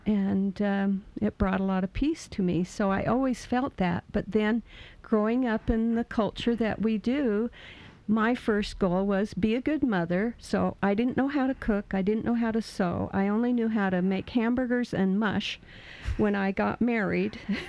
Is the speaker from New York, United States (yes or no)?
no; Pocatello, Idaho, United States; Idaho, Pocatello, Idaho.